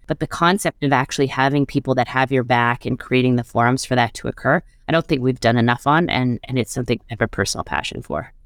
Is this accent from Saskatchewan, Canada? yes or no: no; Montreal, Quebec, Canada; moved away as an adult; now in Toronto, Canada; I grew up in Montreal.